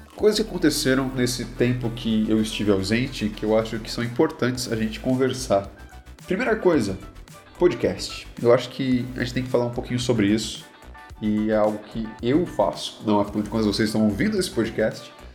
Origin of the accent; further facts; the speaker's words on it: Brazil; nós, como brasileiros